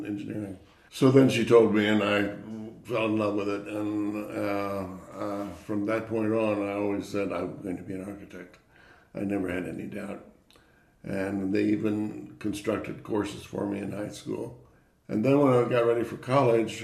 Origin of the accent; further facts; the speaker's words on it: Indianapolis, Indiana, United States; I was born in Indianapolis, Indiana, to parents who were not in the field of architecture at all